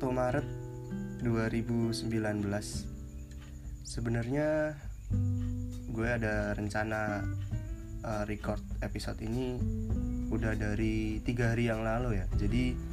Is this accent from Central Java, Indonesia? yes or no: yes; Pekalongan, Central Java, Indonesia; soalnya gini di uh, di daerah gue di Pekalongan nih lagi musim transisi gitu